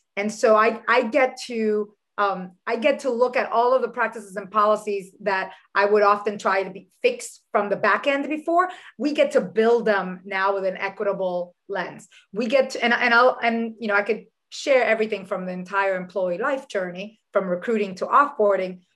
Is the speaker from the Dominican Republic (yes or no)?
yes; Dominican Republic; also born or lived in New York City, United States; now in United States; I was born in New York City uh, to a, a, father who's Dominican and a mother who's Puerto Rican, but I was raised in the Dominican Republic.